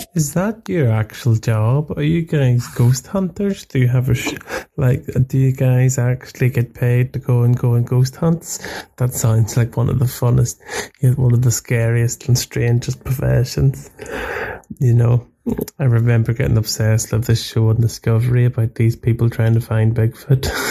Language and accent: English; Belfast, Northern Ireland, United Kingdom; I'm from Belfast in Ireland.